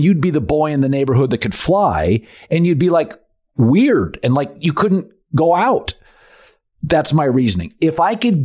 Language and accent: English; Seattle, Washington, United States; I'm from Seattle